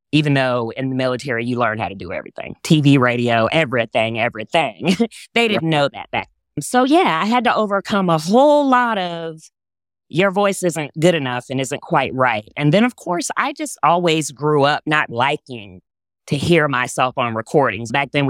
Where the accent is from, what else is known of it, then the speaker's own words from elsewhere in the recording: Texas, United States; I grew up in Texas. Yes.